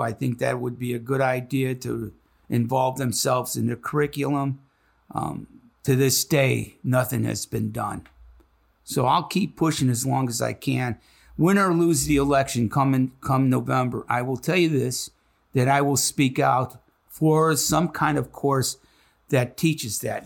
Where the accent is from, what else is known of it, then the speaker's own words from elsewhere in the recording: Chicago, Illinois, United States; now in Cincinnati, United States; I'm from Chicago, Illinois, so I'm as American as anybody else in this classroom.